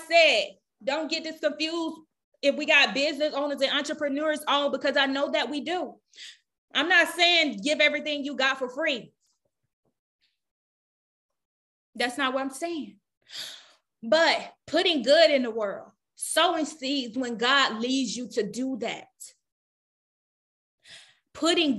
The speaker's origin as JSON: {"language": "English", "region": "the South", "country": "United States", "said": "I'm from the South"}